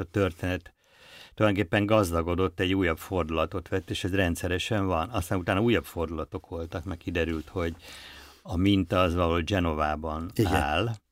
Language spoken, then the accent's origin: Hungarian; Budapest, Hungary; Budapesti vagyok